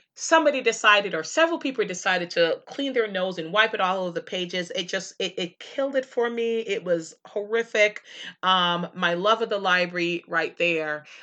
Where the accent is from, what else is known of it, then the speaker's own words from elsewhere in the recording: Jamaica; moved away; as a kid growing up in Jamaica